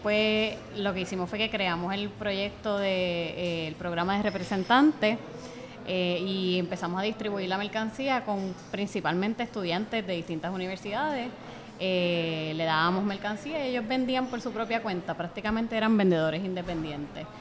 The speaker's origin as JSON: {"language": "Spanish", "town": "Bayamón", "country": "Puerto Rico", "said": "Nosotros somos de Bayamón"}